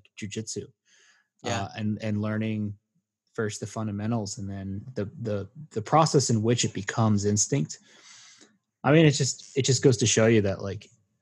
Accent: Maryland, United States; where I grew up in Maryland

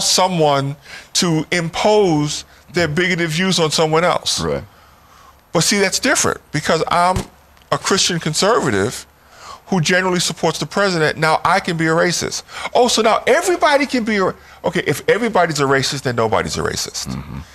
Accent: New York City, New York, United States; moved away as an adult; also born or lived in West Baltimore; now in Washington, D.C., United States; I was born and raised in New York City

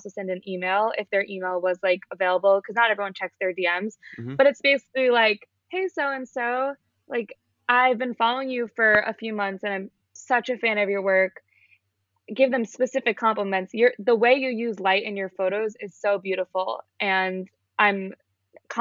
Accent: Long Island, New York, United States; moved away as an adult; now in Boston, United States; I'm from Long Island, which is outside of the city

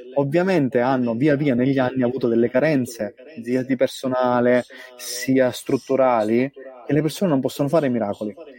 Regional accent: Sicily, Italy; moved away as an adult; now in Australia; da buon siciliano

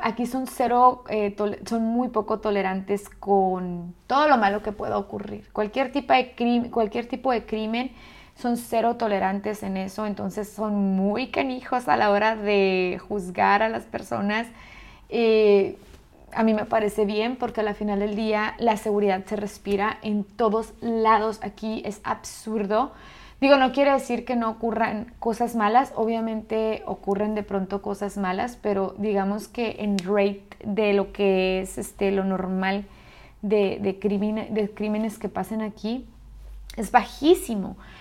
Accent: Ciudad Juárez, Chihuahua, Mexico; moved away as an adult; also born or lived in Australia / Oman; now in Dubai, United Arab Emirates; soy chica de frontera, entonces para mí obviamente escuchar que si yo soy de Ciudad Juárez, Chihuahua

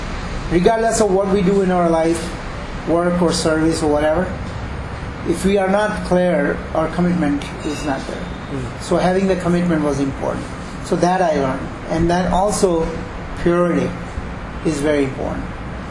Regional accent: Chicago, Illinois, United States

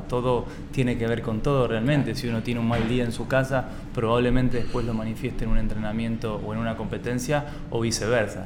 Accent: Santa Fe, Argentina; nosotros somos de Santa Fe, una provincia del interior de Argentina

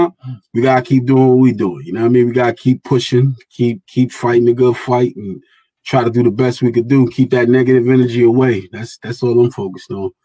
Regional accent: New Brunswick, New Jersey, United States; also born or lived in Hamilton, New Jersey; I grew up in New Brunswick, then I moved to Hamilton

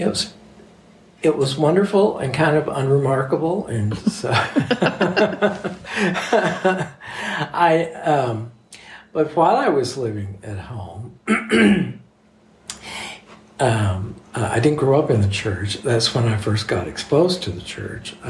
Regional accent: Texas, United States; my hometown is where Texaco started

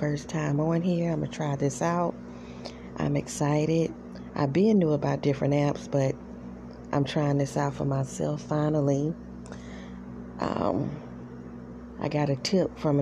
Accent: South Carolina, United States; I was born and raised in South Carolina.

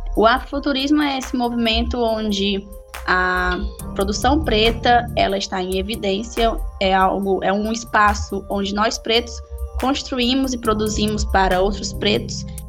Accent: Sertão Central, Ceará, Brazil; Somos do Ceará, no Sertão Central

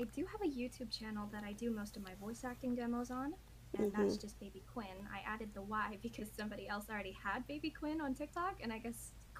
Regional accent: Las Vegas, Nevada, United States; also born or lived in Arizona / Idaho; I was born in Arizona, lived in Las Vegas most of my life, moved to Idaho for a year, and now I'm here.

